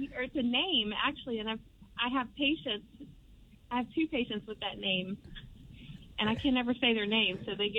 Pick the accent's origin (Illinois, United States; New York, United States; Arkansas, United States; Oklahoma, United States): Oklahoma, United States; Tulsa; I grew up in Tulsa.